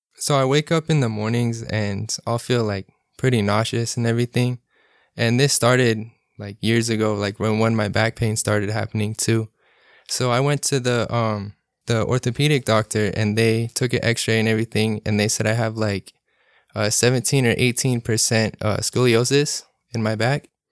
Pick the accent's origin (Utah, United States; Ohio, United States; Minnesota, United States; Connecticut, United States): Utah, United States; Salt Lake City; moved away; also born or lived in California; I'm nineteen, I'm from Salt Lake City